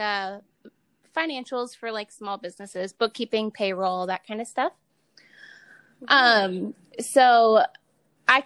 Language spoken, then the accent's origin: English; Ohio, United States; moved away as an adult; also born or lived in Utah; now in Nevada, United States; I'm from Ohio originally.